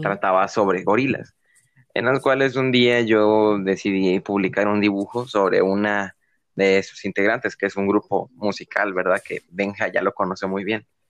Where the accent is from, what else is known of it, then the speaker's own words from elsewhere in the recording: San Miguel, El Salvador; also born or lived in San Salvador; yo originalmente nací en mi ciudad natal, que es aquí, San Miguel, ¿verdad? que es donde vivo actualmente